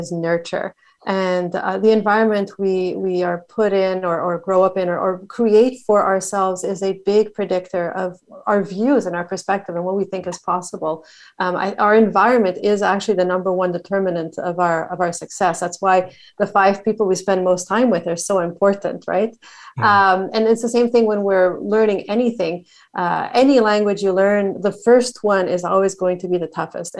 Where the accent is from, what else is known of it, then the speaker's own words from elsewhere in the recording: Montreal, Quebec, Canada; also born or lived in New Zealand / Australia / Madrid, Spain / Barcelona, Spain; now in Dublin, Ireland; I have lived in Canada, where I was born and raised. Born and raised in Montreal